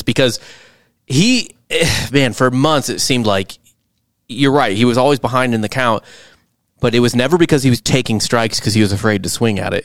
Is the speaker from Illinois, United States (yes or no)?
no; St. Louis, Missouri, United States; I am from Saint Louis.